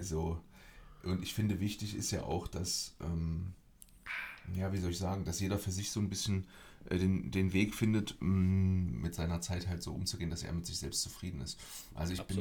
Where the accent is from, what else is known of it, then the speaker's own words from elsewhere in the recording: Germany; moved away; bei uns in Deutschland